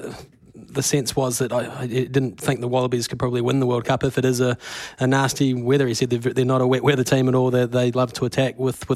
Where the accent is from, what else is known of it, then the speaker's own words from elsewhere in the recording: New Zealand; as a New Zealander